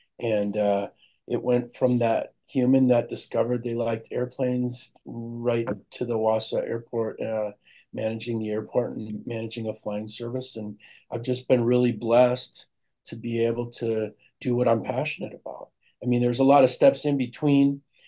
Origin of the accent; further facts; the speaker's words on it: Germany; born there; Well, when I was born in Germany, my father was in the Air Force at that time.